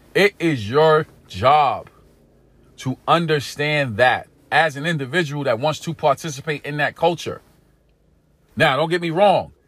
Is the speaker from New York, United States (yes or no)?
yes; New York City, New York, United States; Growing up in East New York, Brooklyn, growing up in pink houses, growing up in an inner city community here in America